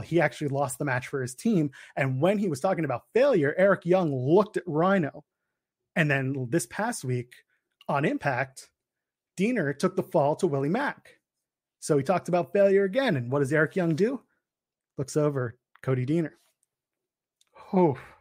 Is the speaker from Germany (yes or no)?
no; Canada; the Canadian boy. I am a Canadian boy